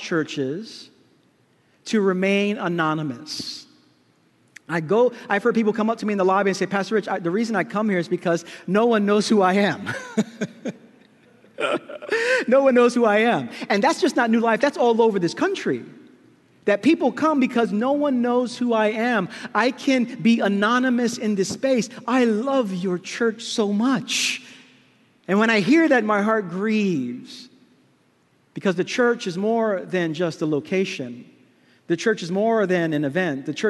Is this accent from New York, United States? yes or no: yes; New York City, New York, United States; Growing up in Brooklyn, my grandparents used to welcome so many people into the house